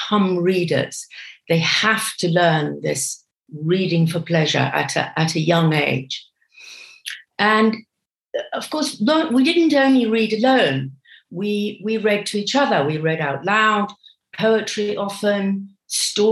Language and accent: English; Kenya; first language English; also born or lived in Britain; now in United Kingdom; I grew up in Kenya